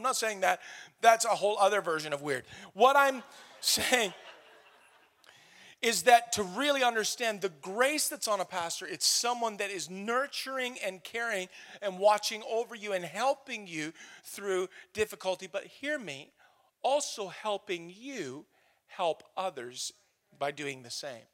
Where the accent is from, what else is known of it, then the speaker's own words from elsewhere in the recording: Canada; we're Canadian. Because we live in North America